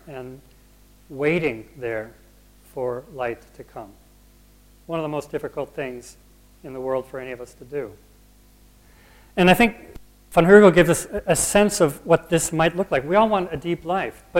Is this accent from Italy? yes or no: no; United States; I'm an American and not a Brit